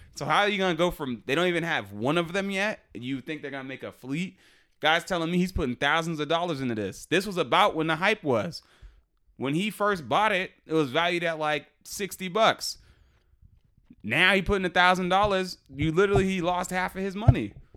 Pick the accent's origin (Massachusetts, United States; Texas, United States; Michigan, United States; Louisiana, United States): Massachusetts, United States; Boston; We're from Boston